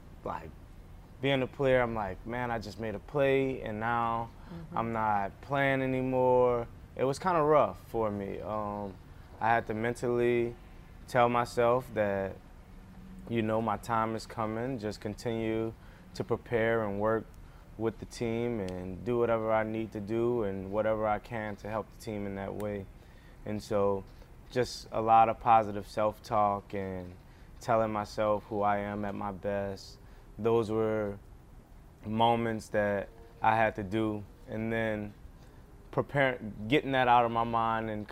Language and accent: English; New Orleans, Louisiana, United States; moved away; my hometown team